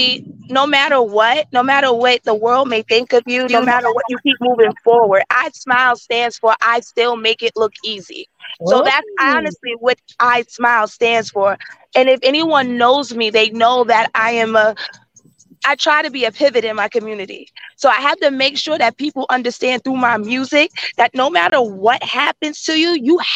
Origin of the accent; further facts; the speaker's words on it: Yonkers, New York, United States; moved away as an adult; now in Middletown, United States; I'm in Yonkers. I'm from Yonkers. 914.